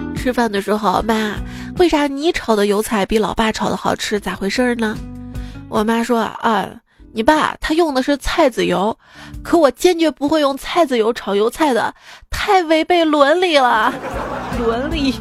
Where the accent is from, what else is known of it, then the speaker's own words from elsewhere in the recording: the North, northern China, China; 我们生活在北方